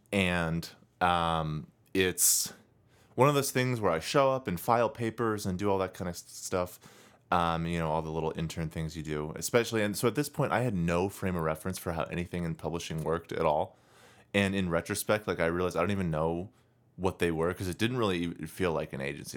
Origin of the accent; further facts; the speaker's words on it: United States; I, as an American